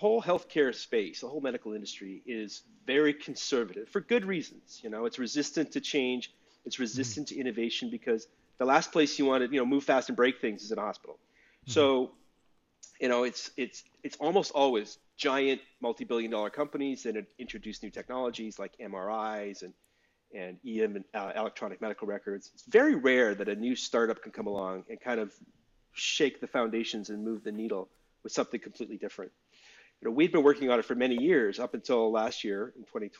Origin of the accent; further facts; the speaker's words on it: Calgary, Alberta, Canada; also born or lived in Vancouver; now in Brooklyn, United States; So I'm Canadian. I live in Brooklyn, but I'm from Calgary originally.